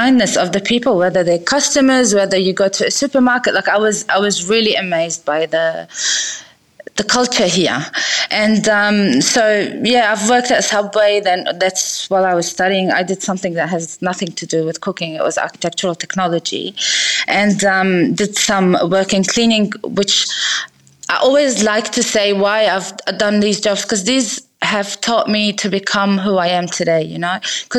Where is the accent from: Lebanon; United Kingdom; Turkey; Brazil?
Lebanon; moved away as an adult; now in Sydney, Australia; Okay, so I'm Lebanese. I was born and raised in Lebanon, and then we migrated, as me and my brothers, to Sydney for studies as international students.